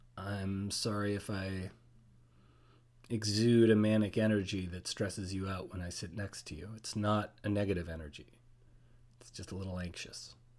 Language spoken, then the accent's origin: English; Toronto, Ontario, Canada; moved away; I'm a Canadian citizen, born in Toronto, lived a little bit around.